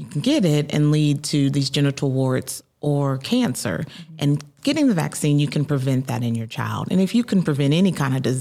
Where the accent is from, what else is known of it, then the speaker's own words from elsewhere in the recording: Marietta, Georgia, United States; also born or lived in Augusta, Georgia / Tifton, Georgia; I grew up in Marietta, Georgia, so a little bit north of Atlanta. Born and raised